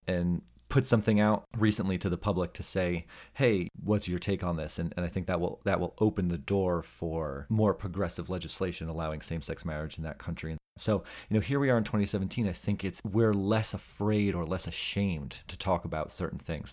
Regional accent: New Jersey, United States; The Sopranos, uh, was filmed literally in my hometown

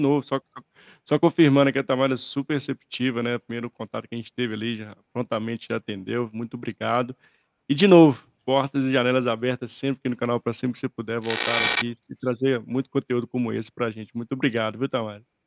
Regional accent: Brazil

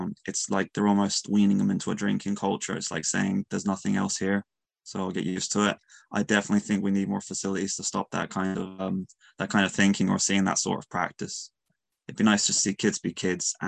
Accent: Mayo, Connacht, Ireland; I'm from Mayo. I love Mayo.

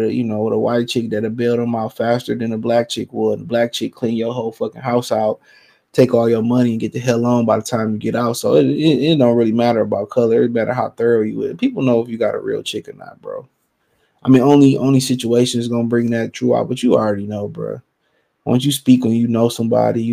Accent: Cleveland, Ohio, United States; I'm from Cleveland

